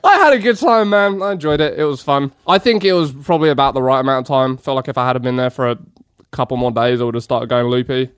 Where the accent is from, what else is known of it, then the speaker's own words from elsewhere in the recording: England, United Kingdom; moved away; I'm far too polite as an Englishman